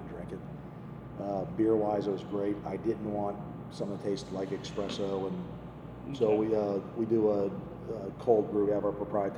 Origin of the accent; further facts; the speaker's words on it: Miami, Florida, United States; I grew up in Miami and in the Keys